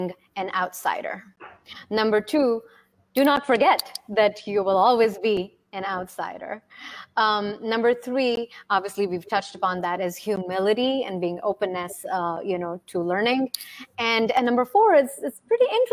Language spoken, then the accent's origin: English; India; moved away; also born or lived in Russia; where I was raised, which is India